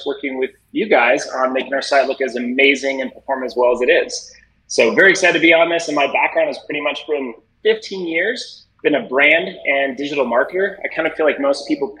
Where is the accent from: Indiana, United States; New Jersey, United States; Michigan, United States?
Indiana, United States; Indianapolis; I eventually joined a talent agency in Indianapolis, Indiana, which is my hometown